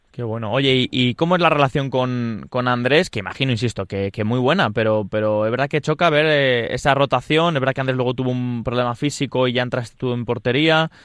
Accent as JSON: {"language": "Spanish", "town": "Leganés", "region": "Community of Madrid", "country": "Spain", "said": "soy de Leganés"}